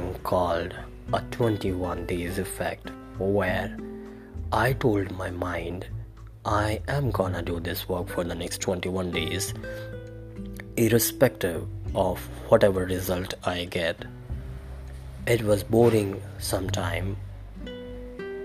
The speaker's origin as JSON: {"language": "English", "country": "India", "said": "I am from India."}